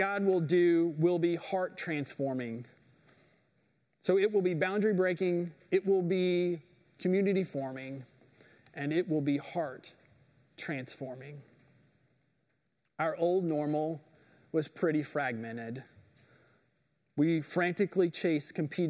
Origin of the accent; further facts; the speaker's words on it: Indiana, United States; moved away; I'm from Indiana. We don't have a lot of rocks where I'm from